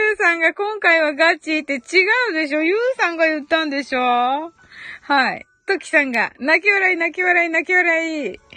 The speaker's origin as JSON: {"language": "Japanese", "region": "Kyushu", "country": "Japan", "said": "九州人なんでね、発音がね"}